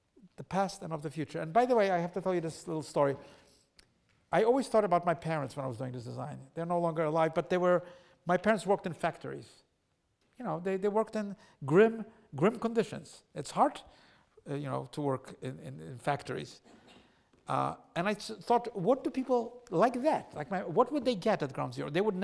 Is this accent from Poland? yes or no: yes; Poland; now in New York, United States; I was an immigrant to New York. I come from Poland.